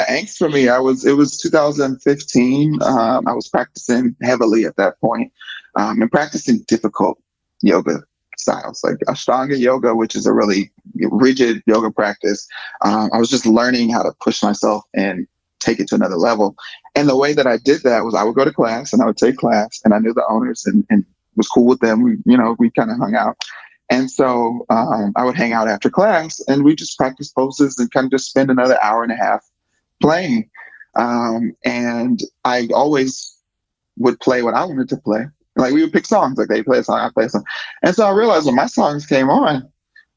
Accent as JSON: {"language": "English", "region": "the South", "country": "United States", "said": "as a Southerner"}